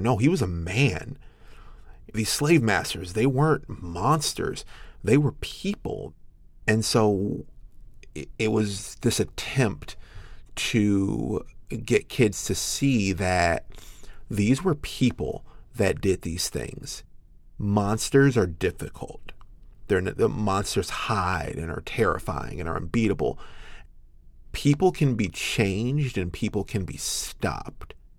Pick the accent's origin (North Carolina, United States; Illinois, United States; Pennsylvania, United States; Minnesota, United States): Illinois, United States; Chicago; I'm a Chicago boy through and through